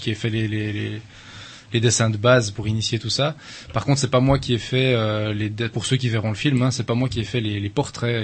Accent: Switzerland; suis originaire de Suisse. Il paraît que ça s'entend un peu

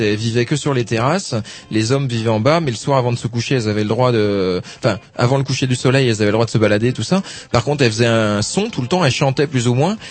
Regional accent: Brittany, France; je suis breton, je suis originaire de Bretagne

